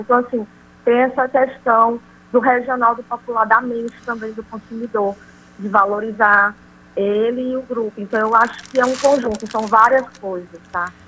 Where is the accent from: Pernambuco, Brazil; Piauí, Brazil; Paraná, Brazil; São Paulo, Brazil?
Piauí, Brazil; Teresina; eu sou de Teresina